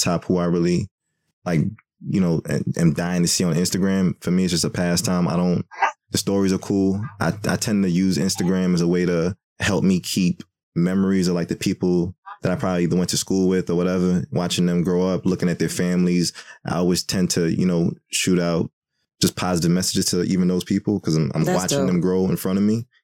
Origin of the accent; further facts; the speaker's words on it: Jamaica; I'm Jamaican